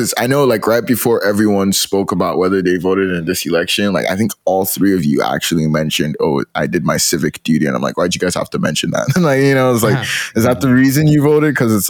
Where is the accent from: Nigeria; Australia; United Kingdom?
Nigeria; now in Canada; when I left Nigeria, I couldn't vote.